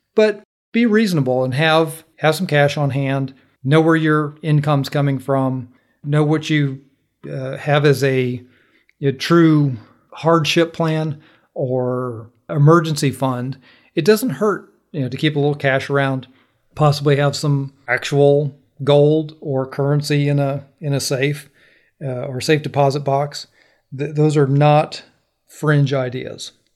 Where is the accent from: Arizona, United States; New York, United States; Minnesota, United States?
Minnesota, United States; now in Georgia, United States; I grew up in Minnesota